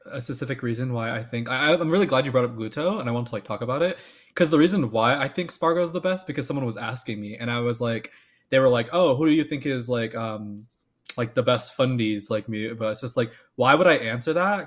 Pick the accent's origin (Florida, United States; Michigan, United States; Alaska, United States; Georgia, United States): Florida, United States; moved away; I'm from Florida.